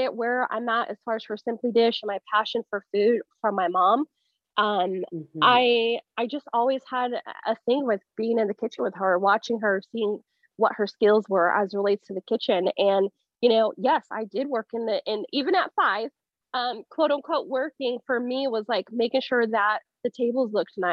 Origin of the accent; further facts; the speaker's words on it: Las Vegas, Nevada, United States; moved away as an adult; now in Southern California, United States; I'm actually born and raised in Vegas